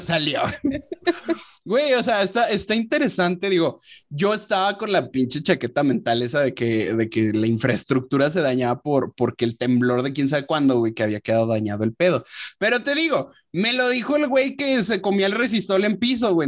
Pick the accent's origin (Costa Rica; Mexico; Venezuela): Mexico; León, Guanajuato; now in Chihuahua, Mexico; yo soy de León